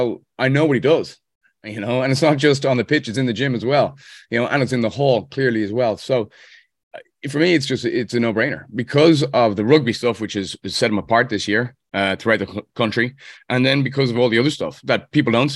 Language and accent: English; Dublin, Leinster, Ireland; moved away as an adult; now in Annapolis, United States; playing in Dublin, my hometown, on Friday, August 25th at Trinity College.